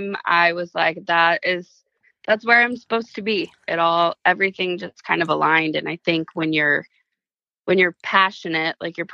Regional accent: Charleston, South Carolina, United States; growing up in Charleston

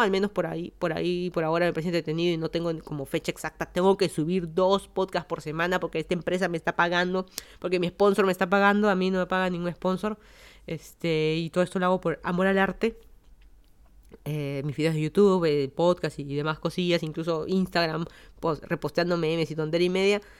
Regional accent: Lima, Peru; moved away as an adult; also born or lived in Miami, Florida, United States; now in Fairfax County, United States; yo soy de Lima, Perú, me mudé a Estados Unidos hace más de seis años

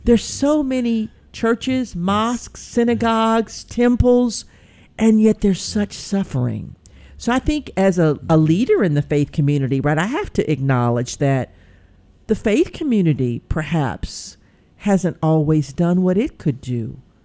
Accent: Pine Bluff, Arkansas, United States; when I was growing up in Pine Bluff, Arkansas.

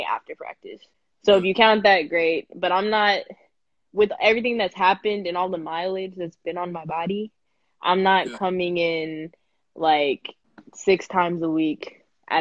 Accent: San Antonio, Texas, United States; I'm from San Antonio, so it's literally an hour from the school up in Austin.

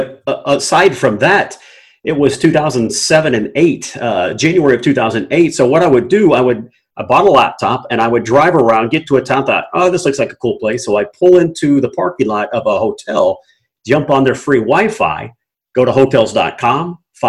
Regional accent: Durham, North Carolina, United States; born there; also born or lived in Killeen, Texas / Germany; But so I was born in North Carolina, Durham, North Carolina, Duke Hospital. Lived there for about 6 months of my life. It's a military brat, so we moved to Killeen in Texas.

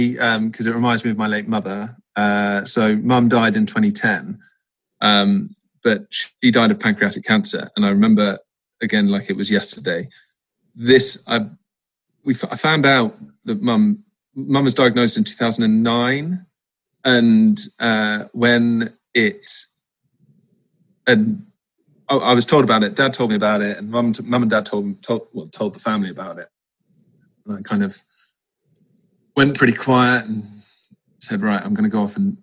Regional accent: Malmesbury, South West England, United Kingdom; also born or lived in Cheltenham; my main base, obviously, was Wiltshire. I grew up just outside of Malmesbury.

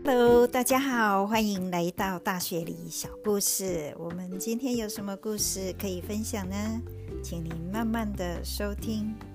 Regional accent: Taiwan; moved away as an adult; now in Sydney, Australia; 看起来就是我们台湾人的小孩

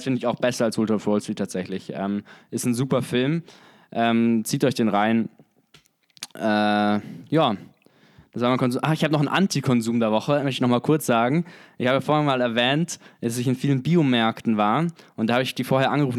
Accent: Germany; bei uns in Deutschland

